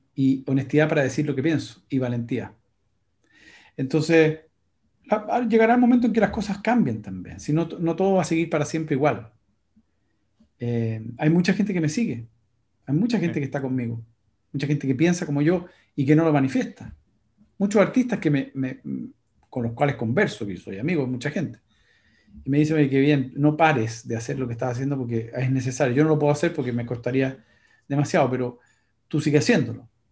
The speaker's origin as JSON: {"language": "Spanish", "country": "Chile", "also_born_or_lived": "United States", "said": "yo soy chileno, norteamericano, soy, tengo las dos nacionalidades"}